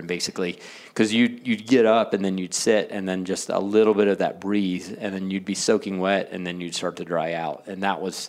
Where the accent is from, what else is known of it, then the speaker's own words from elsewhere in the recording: the South, United States; I'm from the South